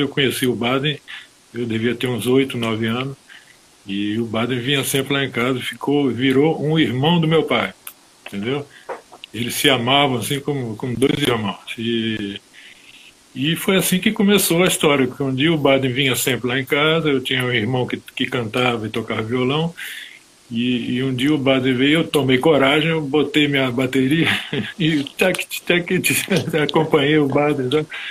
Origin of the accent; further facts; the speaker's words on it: Rio de Janeiro, Brazil; moved away as an adult; now in France; Brasileiro, filho de, filho de paraense, minha mãe paraense, meu pai era baiano, de Alagoinha, do lado de... Imagina, e eu nasci no Rio de Janeiro